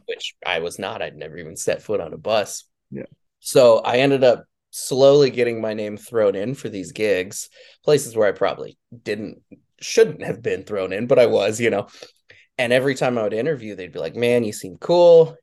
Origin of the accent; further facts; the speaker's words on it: Laramie, Wyoming, United States; I grew up kind of in the middle of nowhere. I'm in a little town in eastern Wyoming called Laramie, Wyoming